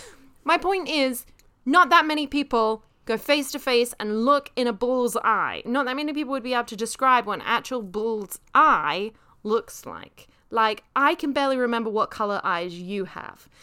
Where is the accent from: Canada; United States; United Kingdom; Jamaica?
United Kingdom; moved away; I am British